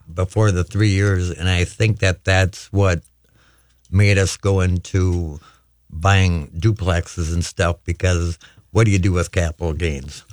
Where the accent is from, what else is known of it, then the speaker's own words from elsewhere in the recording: St. Cloud, Minnesota, United States; now in Harris, United States; I grew up in St. Cloud, Minnesota